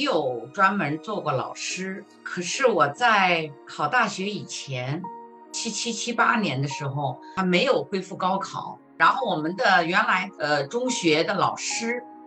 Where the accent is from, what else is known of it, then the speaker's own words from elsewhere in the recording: Hebei, China; now in Greater Washington area, United States; 我是来自中国河北的，教中文大概有十五六年了吧